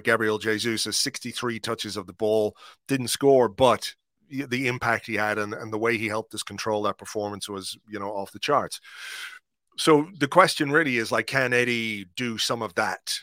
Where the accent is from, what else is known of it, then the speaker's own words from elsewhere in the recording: Ireland; as an Irishman